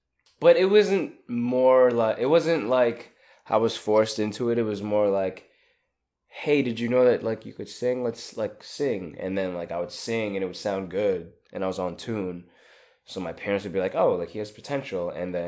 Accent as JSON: {"language": "English", "town": "Staten Island", "region": "New York", "country": "United States", "tie": "born or raised there", "said": "I grew up in Staten Island."}